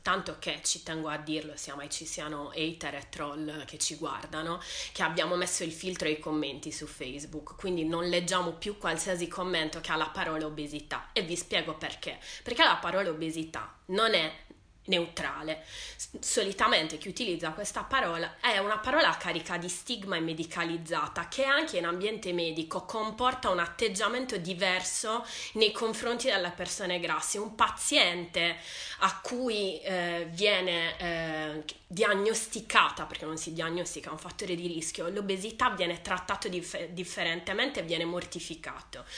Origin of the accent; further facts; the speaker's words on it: Sardinia, Italy; sono sarda